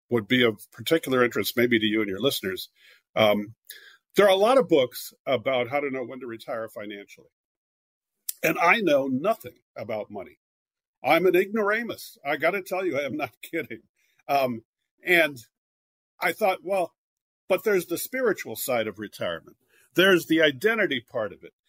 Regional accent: California, United States; moved away as an adult; also born or lived in Philadelphia / New York; I'm from California originally, but I lived in Philadelphia for many years and then New York. I'm back in California now

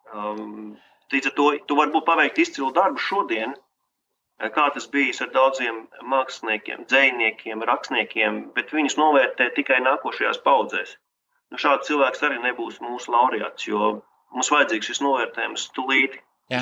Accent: Liepāja, Kurzeme, Latvia; moved away as an adult; now in Riga, Latvia; Es pats no Liepājas un jā. pārcēlos uz Rīgu

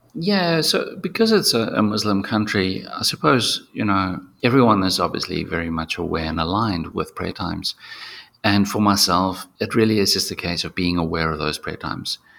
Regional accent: South Africa; I was born in South Africa, but um, yeah, my ancestors are from Germany.

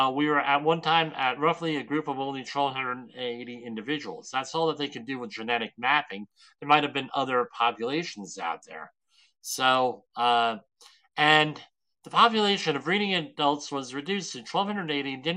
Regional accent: Woodbridge, United States; my hometown of Woodbridge

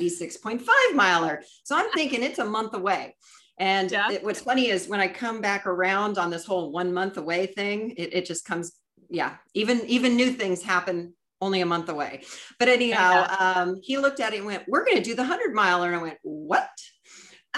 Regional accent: Southern California, United States; We're coming down through my hometown

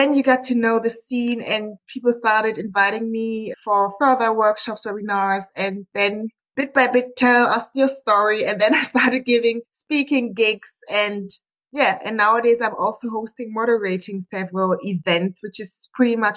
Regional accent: Munich, Bavaria, Germany; I'm from Germany, Munich, and I'm a business engineer

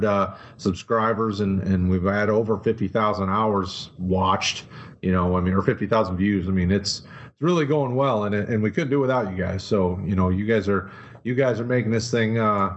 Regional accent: Detroit, Michigan, United States; I'm a Detroit guy. I'm from Detroit area.

